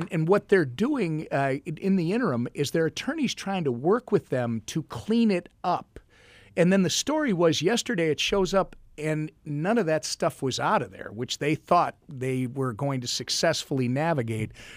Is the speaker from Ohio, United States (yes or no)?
no; Minnesota, United States; I am a Minnesotan